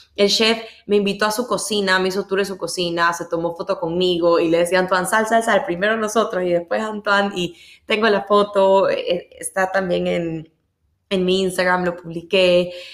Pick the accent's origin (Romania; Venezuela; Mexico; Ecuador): Ecuador; yo soy de Ecuador